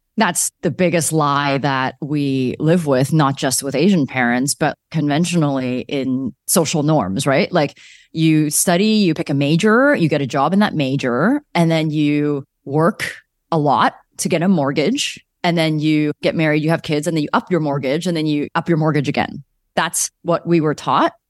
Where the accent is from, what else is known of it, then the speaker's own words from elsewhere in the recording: Calgary, Alberta, Canada; moved away as an adult; also born or lived in Vancouver; I grew up in Calgary